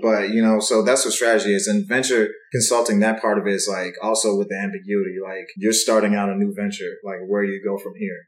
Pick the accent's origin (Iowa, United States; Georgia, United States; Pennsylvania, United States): Georgia, United States; Stone Mountain; also born or lived in Kumasi, Ghana; I grew up up in Stone Mountain, which is like all black